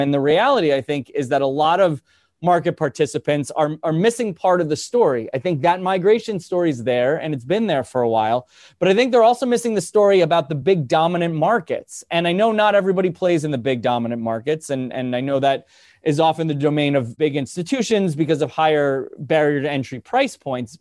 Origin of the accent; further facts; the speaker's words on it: New Jersey, United States; I'm, I'm from New Jersey. I live in New, in, technically in New Jersey.